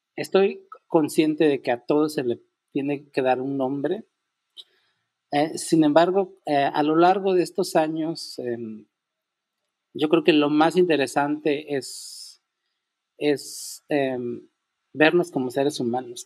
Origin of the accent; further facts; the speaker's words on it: Unión Hidalgo, Oaxaca, Mexico; moved away; also born or lived in Mexico City; soy originario de Unión Hidalgo, Oaxaca